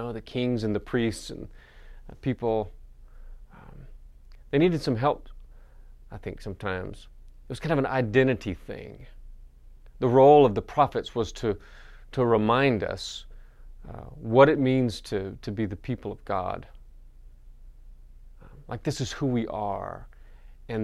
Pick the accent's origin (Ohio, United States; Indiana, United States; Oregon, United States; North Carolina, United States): North Carolina, United States; "Born and bred in Western North Carolina. I'm from the mountains. I'm a mountain man."